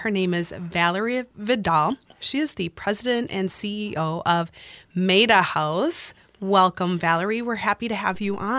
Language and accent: English; La Crosse, Wisconsin, United States; It's always nice being in company of a fellow Wisconsinite. I'm from La Crosse